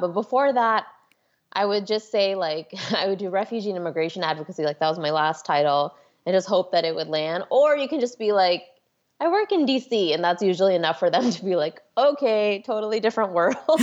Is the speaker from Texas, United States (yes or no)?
yes; Houston, Texas, United States; moved away as an adult; now in Washington, D.C., United States; I grew up in Houston, Texas, actually one of the suburbs of Houston. I grew up in the Spring Tomball area